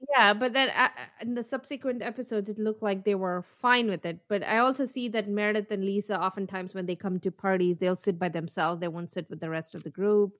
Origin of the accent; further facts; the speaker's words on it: India; moved away; I come from India